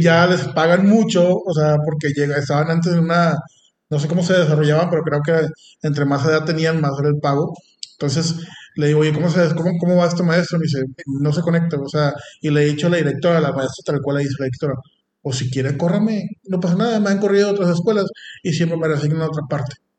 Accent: Mexico; no tenemos aquí en México

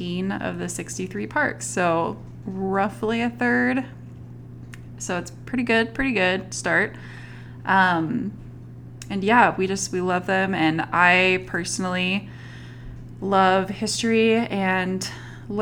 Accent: Northwest Arkansas, United States; also born or lived in Southeast Texas / Utah; I was born in Northwest Arkansas. That's where I currently live. I've lived in the Northwest Arkansas area for pretty much my whole life, spare a couple years that were spent in Southeast Texas

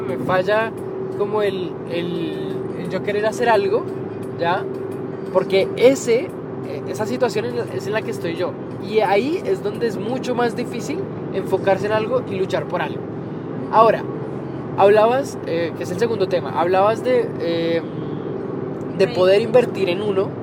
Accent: Colombia; yo que soy colombiano

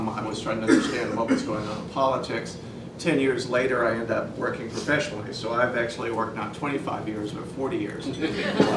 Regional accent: Oklahoma, United States; What I consider my home state, I was, grew up as an Army brat, but what I consider my home state of Oklahoma had an eight-point drop-off of turnout from 2008

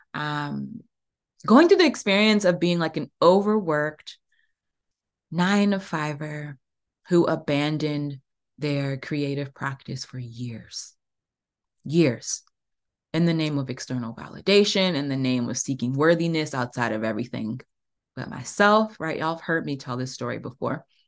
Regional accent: Prince George's County, Maryland, United States; I grew up in Prince George's County. I'm about thirty minutes outside of D C

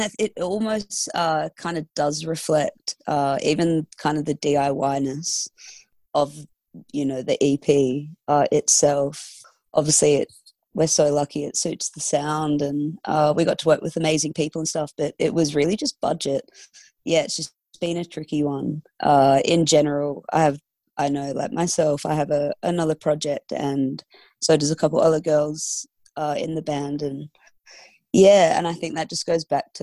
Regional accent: Fremantle, Western Australia, Australia; We're from Fremantle

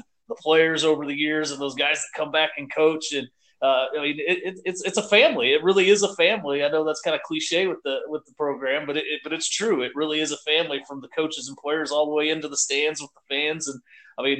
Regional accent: Lexington, Missouri, United States; I grew up in Lexington, so we're way closer to Warrensburg

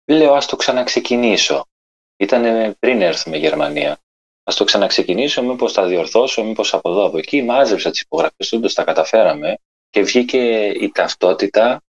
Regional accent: Chania, Crete, Greece; born there; όταν γεννήθηκα στα Χανιά, έπρεπε να διορθωθούν πράγματα. Δεν μπορούσα να παίξω στην ομάδα το παιδικό στο χωριό λόγω αυτού

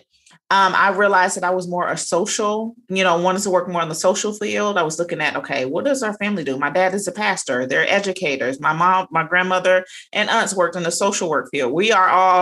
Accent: Cincinnati, Ohio, United States; moved away as an adult; now in Savannah, United States; I am originally from Cincinnati, Ohio, but I currently reside in Savannah, Georgia

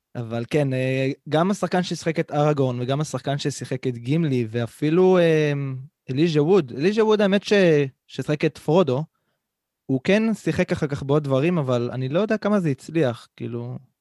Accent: Central Israel, Israel; בתור ילד, שגם גר במרכז הארץ

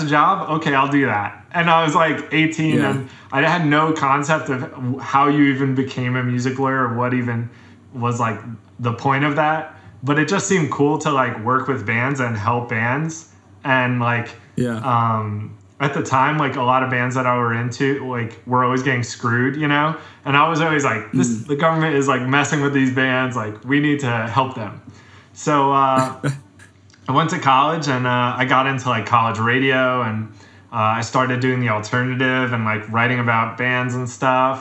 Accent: Caldwell, New Jersey, United States; I grew up in North Jersey in Caldwell, which is a small

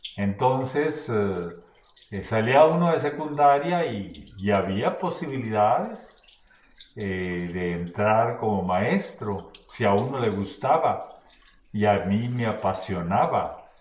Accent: Villa Hidalgo, Sonora, Mexico; moved away as an adult; now in Navojoa, Mexico; mi nacimiento eh, biológico está en Vidalgo, Puto Sonora, en la Sierra Alta

